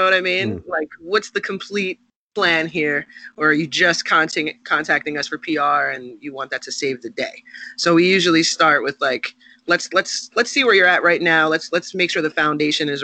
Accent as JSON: {"language": "English", "town": "Philadelphia", "region": "Pennsylvania", "country": "United States", "said": "I'm from Philly"}